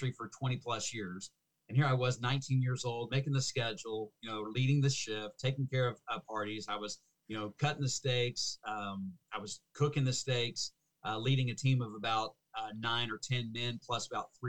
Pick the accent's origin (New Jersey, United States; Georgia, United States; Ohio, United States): Ohio, United States; Cincinnati; also born or lived in Fort Worth, Texas / Seattle, Washington; I grew up in Cincinnati, Ohio